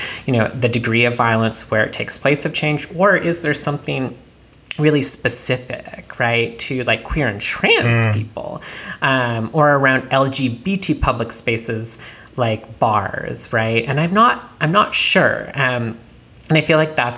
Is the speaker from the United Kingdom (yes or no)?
no; Canada; I'm from Canada, did not grow up around guns